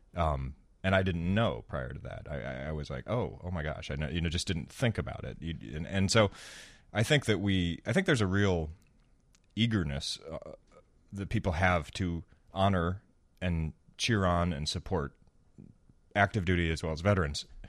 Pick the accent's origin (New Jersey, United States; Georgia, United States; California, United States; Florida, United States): Florida, United States; now in Chicago, United States; I grew up in Florida